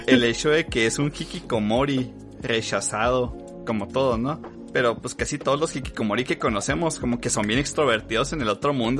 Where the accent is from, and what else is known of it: Chihuahua, Mexico